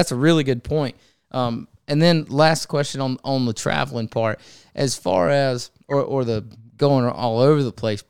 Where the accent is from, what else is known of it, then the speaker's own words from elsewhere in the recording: North Carolina, United States; I had just an inshore career growing up in North Carolina